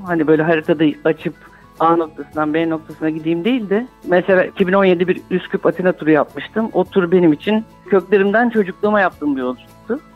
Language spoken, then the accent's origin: Turkish; Istanbul, Turkey; İstanbul'a geldikten sonra da işte oturduğumuz mahallede Ermeni ve Rum komşularımız vardı. Onlarla büyüdük